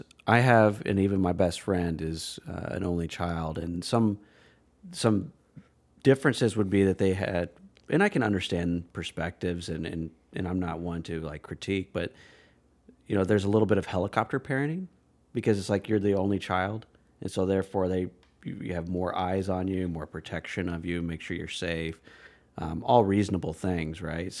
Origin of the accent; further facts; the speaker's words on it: Aurora, Colorado, United States; born there; also born or lived in Iowa; I was not originally born in Iowa. I was actually born in Colorado. I was born in Aurora, Colorado